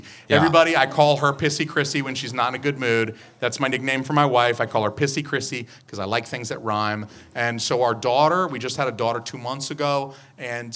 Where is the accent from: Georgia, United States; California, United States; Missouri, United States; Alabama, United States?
Georgia, United States; Atlanta; now in New Hampshire, United States; I'm from Georgia. I'm from Atlanta